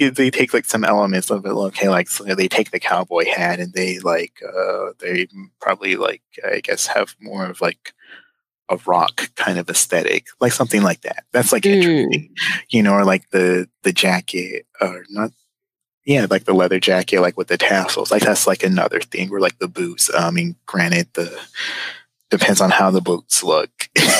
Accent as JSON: {"language": "English", "region": "Southwest", "country": "United States", "said": "I'm from the Southwest"}